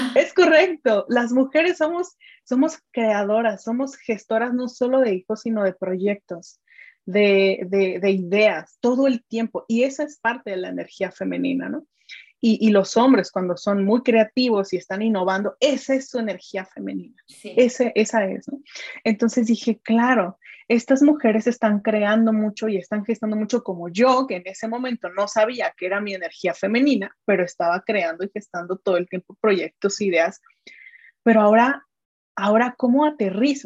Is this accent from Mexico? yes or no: yes; Mexico; soy mexicana, tengo 33 años